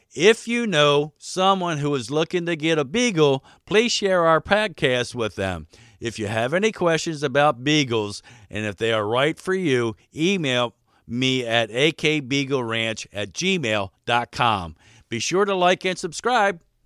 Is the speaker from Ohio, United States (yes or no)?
no; Baltimore, Maryland, United States; moved away as an adult; also born or lived in Alaska; now in Wasilla, United States; I was raised in Baltimore, Maryland